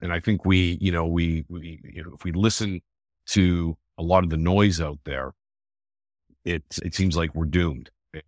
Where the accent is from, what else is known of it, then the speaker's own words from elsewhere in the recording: Toronto, Ontario, Canada; So I was born and raised in Toronto, North York in particular. So for your viewers who aren't from Toronto, that's sort of the top end of the city of Toronto. Born and raised here, live here with my wife and two daughters.